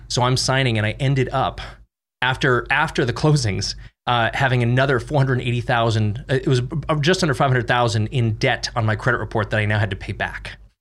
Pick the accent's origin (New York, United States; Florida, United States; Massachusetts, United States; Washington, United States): Massachusetts, United States; Boston; moved away; I'm from Boston